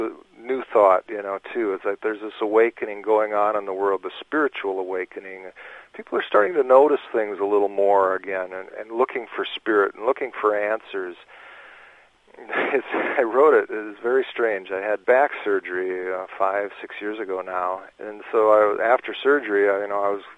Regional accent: Minnesota, United States; growing up in Minnesota

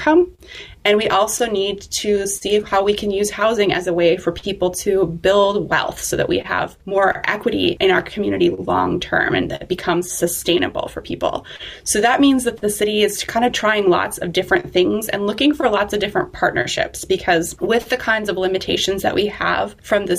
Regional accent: Eau Claire, Wisconsin, United States; I grew up here in Eau Claire

